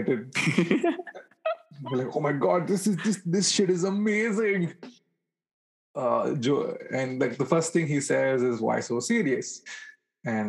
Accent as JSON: {"language": "English", "town": "Bangalore", "region": "Karnataka", "country": "India", "tie": "born or raised there"}